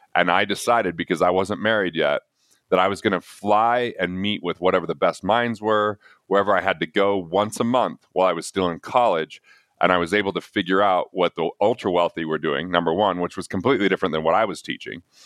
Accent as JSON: {"language": "English", "town": "Price", "region": "Utah", "country": "United States", "tie": "born or raised there", "said": "I grew up in Price, even though it's a coal mining, you know, blue collar"}